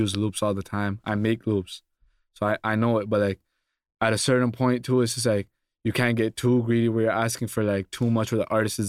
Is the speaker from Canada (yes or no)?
yes; Toronto, Ontario, Canada; Oh, that's cool. It's like there's like a scene there right now, but it hasn't like fully blown up.